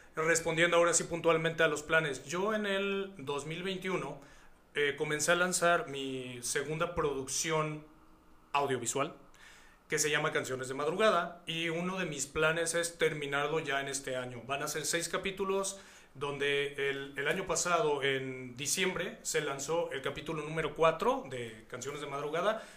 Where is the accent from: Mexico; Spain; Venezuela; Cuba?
Mexico; Hidalgo; now in Guadalajara, Mexico; yo llevo 17 años viviendo aquí en Guadalajara, yo soy hidalguense